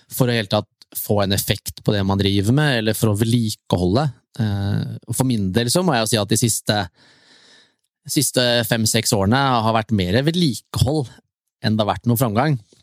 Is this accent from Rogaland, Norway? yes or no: no; near Tusenfryd, Akershus, Norway; Jeg bor jo nå ute ved Tusenfryd, der jeg vokste opp